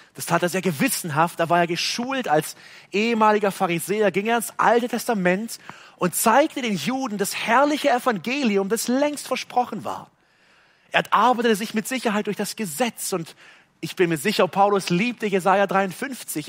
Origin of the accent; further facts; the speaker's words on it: Germany; hier bei uns in Deutschland